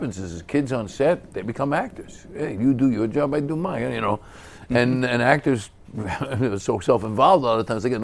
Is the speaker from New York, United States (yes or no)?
yes; New York City, New York, United States; I was in a lot of fights growing up because I grew up in East New York and Brooklyn.